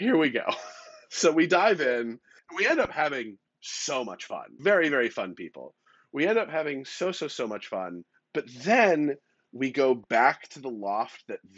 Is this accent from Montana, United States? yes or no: no; California, United States; moved away; also born or lived in New York City; I lived in New York for 10 years and I grew up in California